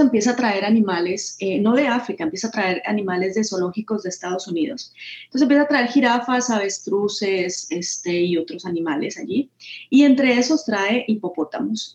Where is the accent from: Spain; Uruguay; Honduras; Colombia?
Colombia